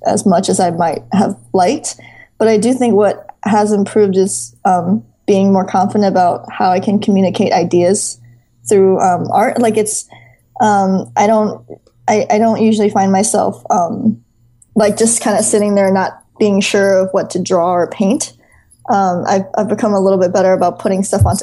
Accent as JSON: {"language": "English", "region": "Minnesota", "country": "United States", "tie": "born or raised there", "also_born_or_lived": "Pennsylvania", "moved": "yes", "said": "I consider Minnesota my hometown"}